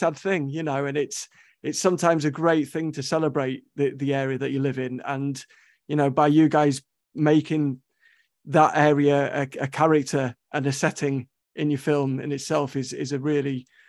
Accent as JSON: {"language": "English", "region": "London", "country": "United Kingdom", "moved": "yes", "said": "I'm from London originally, so I kind of came on holiday to Scarborough"}